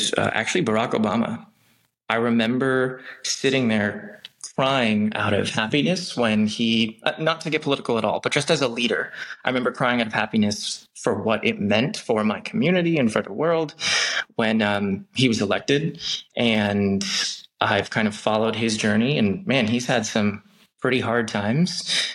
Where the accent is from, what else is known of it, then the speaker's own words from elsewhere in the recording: Long Beach, California, United States; I grew up in Long Beach, which is a great city, has a fantastic community.